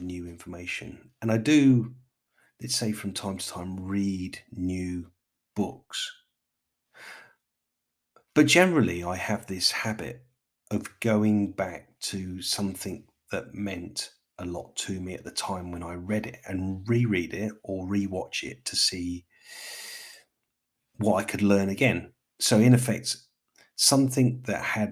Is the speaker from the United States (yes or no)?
no; London, United Kingdom; as a Londoner